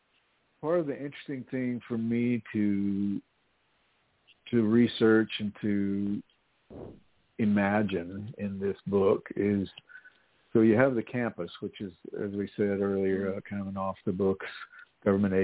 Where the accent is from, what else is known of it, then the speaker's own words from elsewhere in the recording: Texas, United States; moved away; I'm from Texas originally